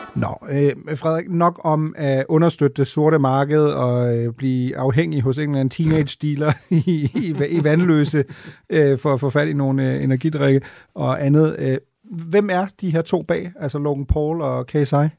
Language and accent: Danish; Denmark; er vi så meget danskere og øh, nordeuropæere